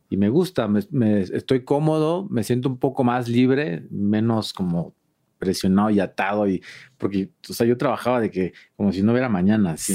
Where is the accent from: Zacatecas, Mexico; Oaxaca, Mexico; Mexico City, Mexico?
Oaxaca, Mexico; Juchitán de Zaragoza; moved away; era Juchitán de Zaragoza, que es donde yo nací, que es el istmo de Tehuantepec.